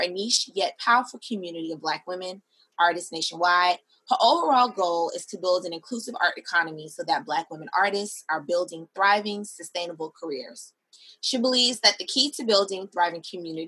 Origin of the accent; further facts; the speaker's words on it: Miami, Florida, United States; moved away as an adult; also born or lived in New York City; now in Atlanta, United States; I'm from Miami